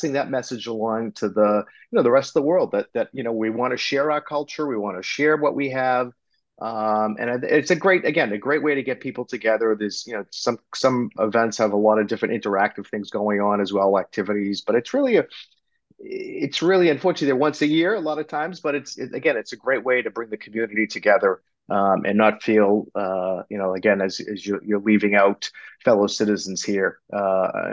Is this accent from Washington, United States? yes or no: no; outside of the Boston area, Massachusetts, United States; I'm a second generation Greek American, born and raised on the East Coast outside of the Boston area